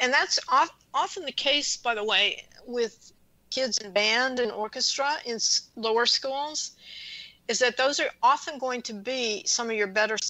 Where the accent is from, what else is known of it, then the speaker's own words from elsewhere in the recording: Louisiana, United States; moved away; I grew up in Louisiana